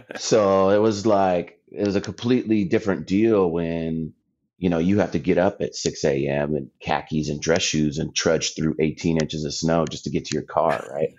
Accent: Anza, California, United States; moved away as an adult; also born or lived in San Diego / Iowa; I'm originally from San Diego. Um, grew up in a small town east of Temecula called Anza

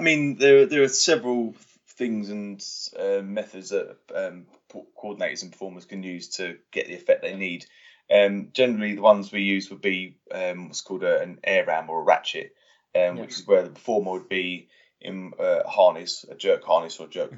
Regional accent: Watford, East of England, United Kingdom; I grew up in Watford

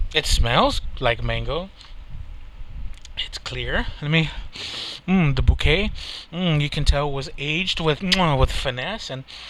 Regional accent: Texas, United States; I'm from Texas

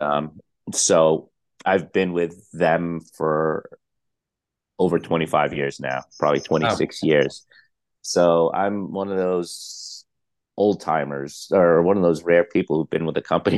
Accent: Staten Island, New York, United States; also born or lived in Philippines / Brooklyn; Myself, I was born in the Philippines. I moved to Brooklyn at the age of one. So I really did grow up in New York City. I moved to Staten Island by the age of six. So I pretty much grew up in Staten Island

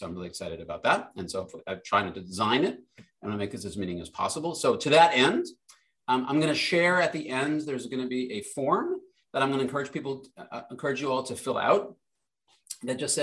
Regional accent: Providence, Rhode Island, United States; I grew up in Providence, Rhode Island

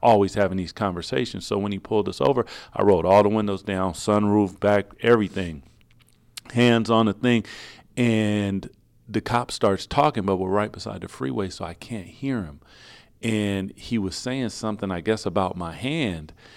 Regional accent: Seattle, Washington, United States; I'm from Seattle

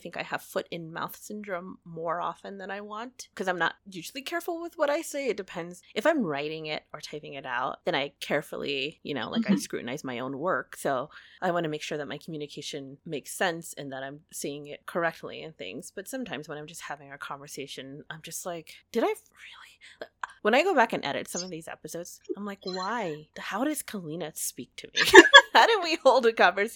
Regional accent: United States; I am an American. I was born here.

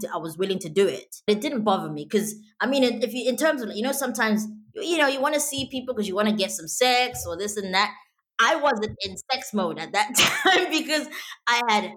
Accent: Zimbabwe; now in United Kingdom; I live here in the UK. I was born in Zimbabwe, born and bred

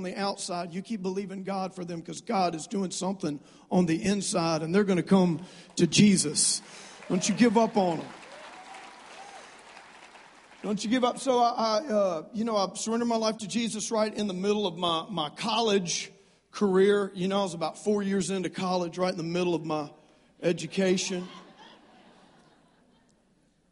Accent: South Louisiana, United States; moved away; I grew up in South Louisiana. Don't hold that against me. I am a Cajun.

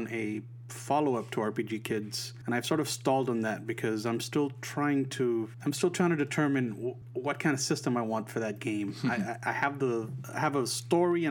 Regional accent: Puerto Rico; I grew up in Puerto Rico

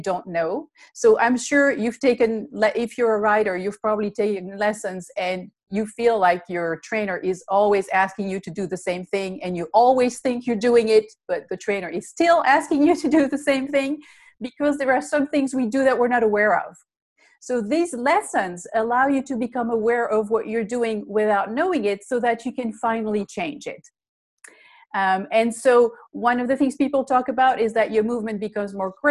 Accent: Belgium; English is a second language; moved away; I'm originally from Belgium. That's the funny accent that you hear.

